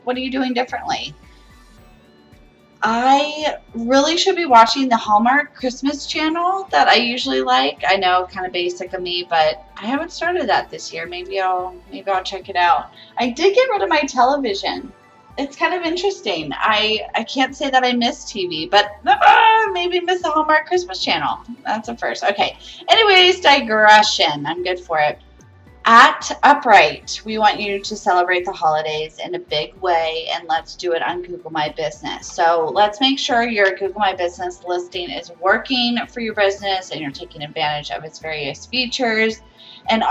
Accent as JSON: {"language": "English", "region": "Ohio", "country": "United States", "tie": "born or raised there", "moved": "yes", "lives_now": "Florida, United States", "said": "Growing up in Ohio"}